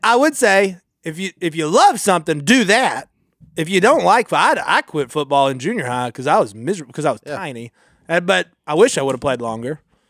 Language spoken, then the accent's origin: English; Owosso, Oklahoma, United States; I'm from Owosso, Oklahoma.